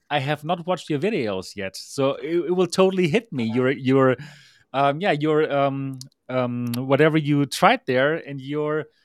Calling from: Taipei, Taiwan; I am the founder of MRTV and the host of the Next Dimension podcast. I'm here live from Taipei, Taiwan, where it is now like four o'clock in the morning

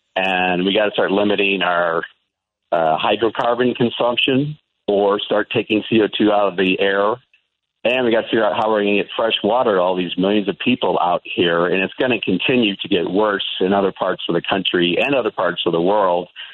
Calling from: Albuquerque, New Mexico, United States; I'm calling you from Albuquerque.

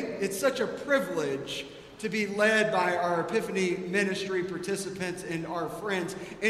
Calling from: Atlanta, Georgia, United States; moved away as an adult; also born or lived in Preston Hollow; I was visiting here from Atlanta

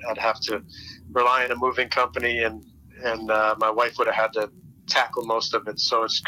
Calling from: Orlando, Florida, United States; I'm in Orlando, Florida.

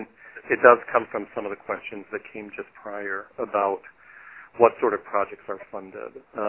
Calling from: Wisconsin, United States; I'm calling from Wisconsin.

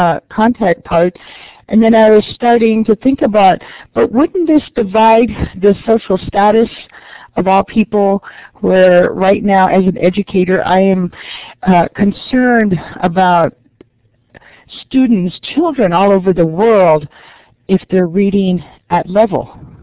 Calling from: New Mexico, United States; And I'm talking from New Mexico.

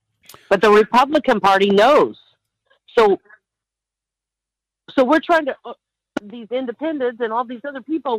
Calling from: Alaska, United States; … from the Peninsula.

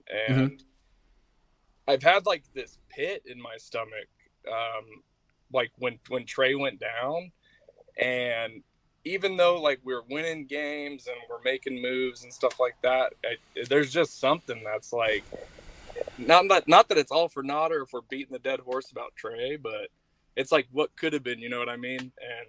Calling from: Napa, California, United States; Napa. I'm actually working today, man.

